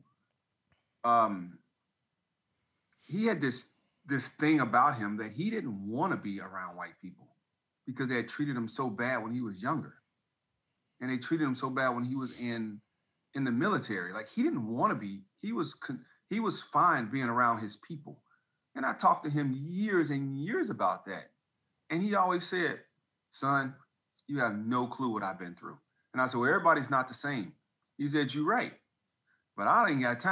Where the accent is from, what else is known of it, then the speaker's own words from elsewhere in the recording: right outside Chicago, Indiana, United States; I'm from Indiana, right outside Chicago